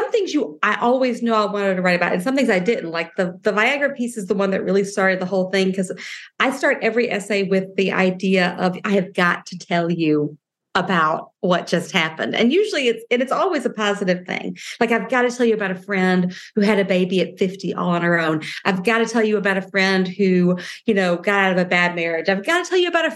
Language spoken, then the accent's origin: English; the South, United States; I'm from the South